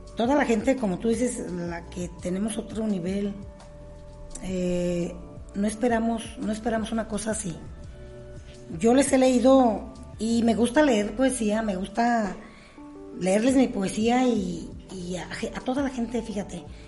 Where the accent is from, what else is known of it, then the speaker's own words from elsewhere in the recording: La Piedad, Michoacán, Mexico; la piedad Michoacán, porque es mi tierra